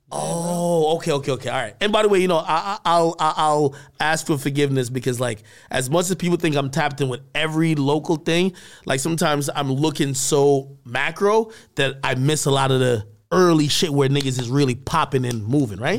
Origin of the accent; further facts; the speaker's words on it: New Jersey, United States; also born or lived in Jamaica; I grew up in Jersey as well, you know, I came from Jamaica, I moved over here, um, like right around middle school or whatever, into high school.